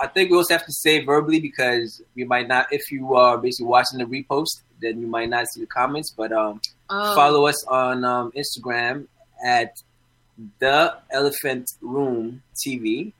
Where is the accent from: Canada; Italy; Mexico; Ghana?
Ghana; I'm from Ghana. Like, I just claim Ghana.